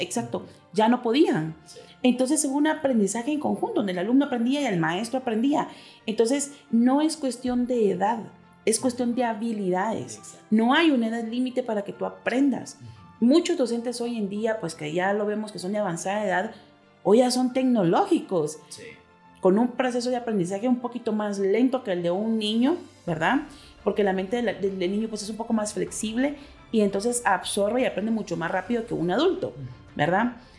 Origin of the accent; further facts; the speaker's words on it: Guatemala; somos guatemaltecas